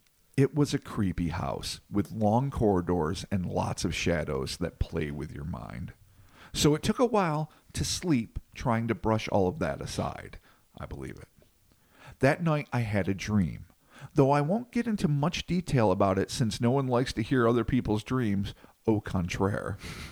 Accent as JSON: {"language": "English", "region": "São Paulo", "country": "Brazil", "tie": "born or raised there", "said": "I was born in Brazil, and for a very large portion of my life in a small town in rural Sao Paulo, the state of Sao Paulo, not the city, of about 70,000 people."}